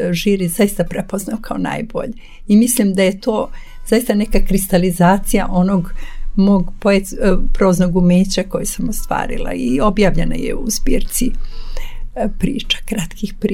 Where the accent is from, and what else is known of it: Serbia